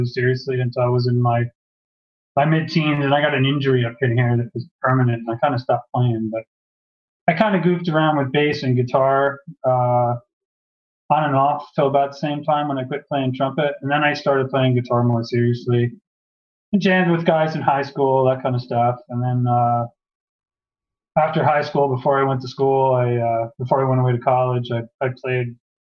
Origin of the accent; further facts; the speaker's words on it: Huntington, New York, United States; moved away; also born or lived in Framingham; both from Huntington, Long Island